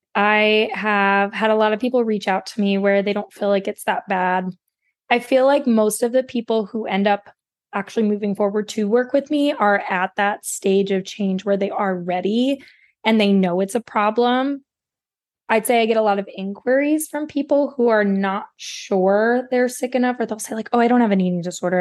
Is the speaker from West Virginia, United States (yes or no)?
yes; West Virginia, United States; I grew up in West Virginia, there is no dietitian in my hometown